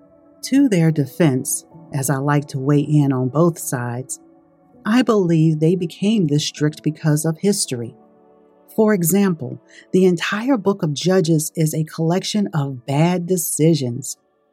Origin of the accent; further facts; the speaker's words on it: Brooklyn, New York, United States; I was raised in Brooklyn, New York